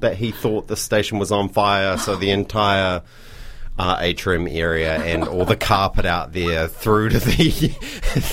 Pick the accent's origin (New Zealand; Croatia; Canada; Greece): New Zealand; New Plymouth, Taranaki; now in Dunedin, New Zealand; growing up in New Plymouth was really good for me